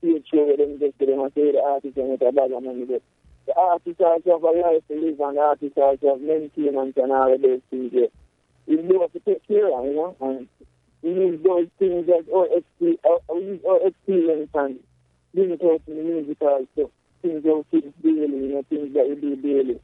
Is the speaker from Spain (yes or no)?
no; Jamaica; I grew up in Pentamas most of my years, growing up, I grew up in Pentamas.